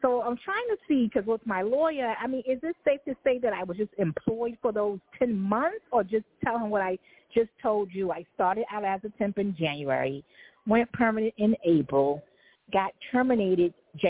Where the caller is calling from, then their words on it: New York City, New York, United States; calling from Manhattan.